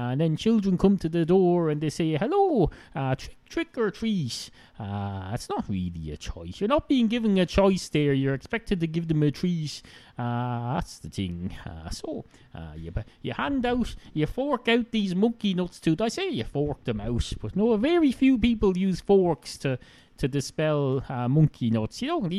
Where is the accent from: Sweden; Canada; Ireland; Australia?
Ireland; accent: Irish hybrid (Wicklow, Dublin, Kildare); I used to have a Wicklow accent. Then I had a bit of a Dublin accent, except not quite. Then I had a Kildare accent. Then I had all sorts of... now I have a hybrid.